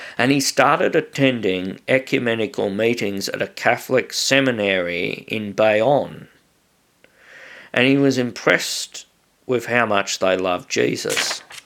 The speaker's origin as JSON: {"language": "English", "country": "Australia", "said": "I'm just an Australian"}